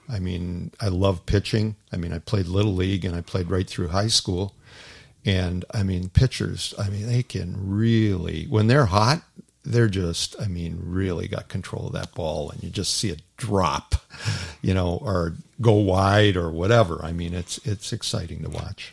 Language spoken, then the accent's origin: English; Toronto, Ontario, Canada; moved away as an adult; as a kid, I grew up in Toronto